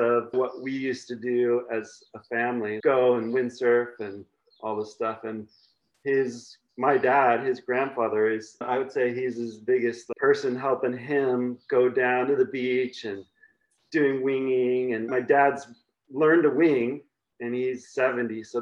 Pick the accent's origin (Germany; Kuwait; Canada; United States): United States; California; moved away as an adult; now in Maui, United States; I grew up in California